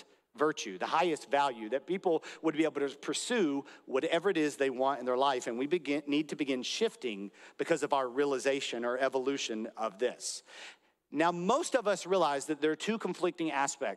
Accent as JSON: {"language": "English", "country": "United States", "said": "I'm from America"}